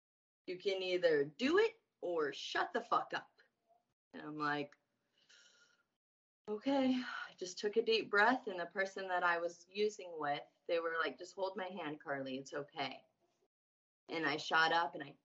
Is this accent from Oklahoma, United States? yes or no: no; Indiana, United States; I'm from Indiana.